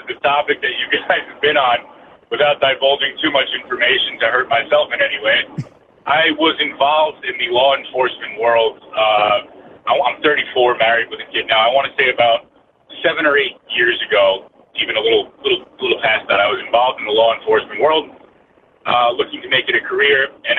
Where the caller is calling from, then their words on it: Bergen County, New Jersey, United States; I'm calling from Bergen County, New Jersey.